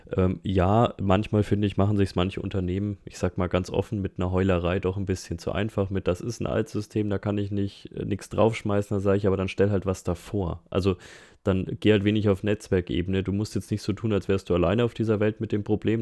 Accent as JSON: {"language": "German", "area": "Nuremberg Metropolitan Region", "region": "Bavaria", "country": "Germany", "said": "ich komme ja aus der Metropolregion Nürnberg, Erlangen, Fürth, ähm, Herzogenaurach"}